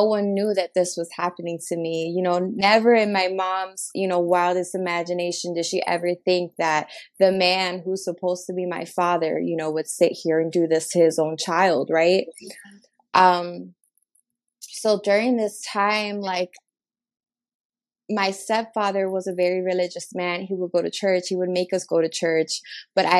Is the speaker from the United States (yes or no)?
yes; Chicago, Illinois, United States; I was born and raised in Chicago, Illinois.